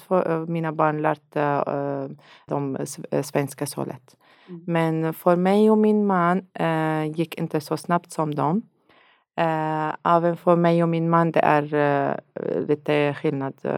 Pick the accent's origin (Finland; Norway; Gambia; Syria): Syria; Swedish is a second language; moved away as an adult; now in Sweden; jag kommer från Syrien